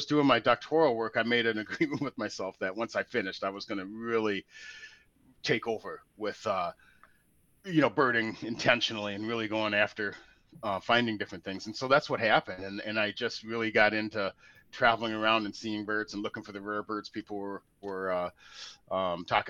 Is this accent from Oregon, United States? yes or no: yes; Portland, Oregon, United States; moved away; I'm from Portland, Oregon originally